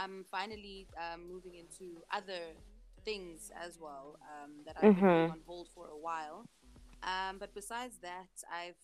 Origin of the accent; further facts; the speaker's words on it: Johannesburg, Gauteng, South Africa; I was born and bred in Johannesburg